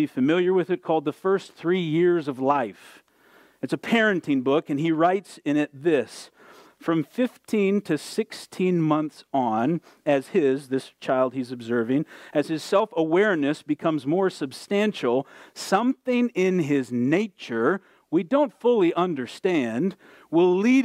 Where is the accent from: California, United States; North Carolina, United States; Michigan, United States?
Michigan, United States; Southwest; When I was a kid growing up in Southwest Michigan, we lived in a small town